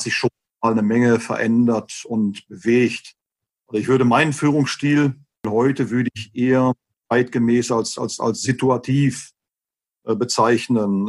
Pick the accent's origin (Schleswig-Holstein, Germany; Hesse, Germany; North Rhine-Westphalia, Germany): North Rhine-Westphalia, Germany; Westerkappeln; now in Gelsenkirchen, Germany; bin zwar gebürtiger Gelsenkirchener, habe aber äh, bin aber erst einem Verein beigetreten im Alter von neun Jahren, Westfalia Westerkappel, Nähe Osnabrück